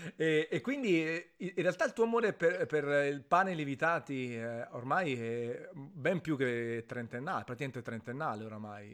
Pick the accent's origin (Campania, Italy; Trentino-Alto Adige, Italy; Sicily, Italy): Campania, Italy; Naples; io sono napoletano verace